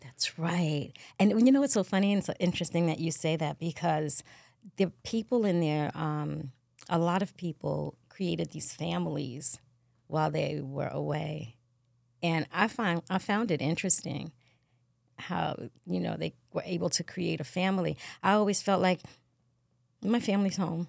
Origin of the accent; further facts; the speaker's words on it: New York City, New York, United States; also born or lived in Bronx, New York; I always say I'm from Queens, but I'm actually from the Bronx. and I represent Queens because we moved there